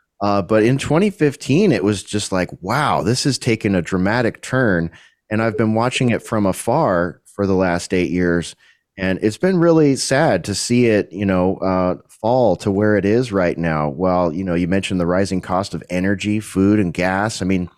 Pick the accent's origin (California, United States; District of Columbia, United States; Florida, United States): California, United States; moved away as an adult; as a Californian myself, you know, I've been out of the state for the last almost 8 years now.